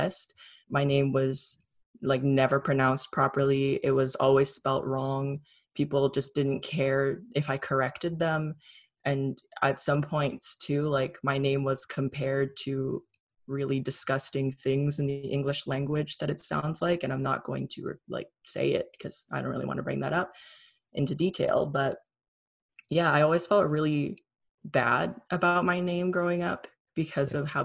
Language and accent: English; Trenton, Ontario, Canada; I grew up in Trenton, which was pretty white